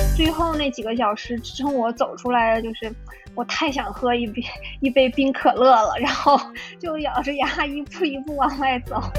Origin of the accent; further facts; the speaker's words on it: China; now in Toronto, Canada; 我是一个中国人